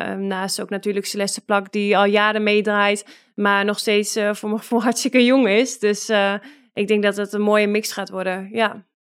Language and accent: Dutch; Netherlands; moved away as an adult; now in Russia; wij als Nederlanders over het algemeen ook echt heel nuchter zijn